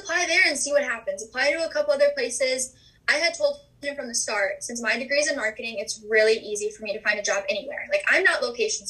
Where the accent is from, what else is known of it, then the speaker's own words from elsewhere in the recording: Minnesota, United States; we're from Minnesota.